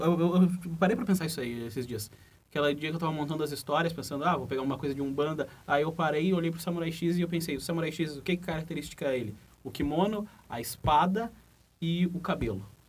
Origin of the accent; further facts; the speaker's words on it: Rio Grande do Sul, Brazil; accent: gaúcho; o nosso sotaque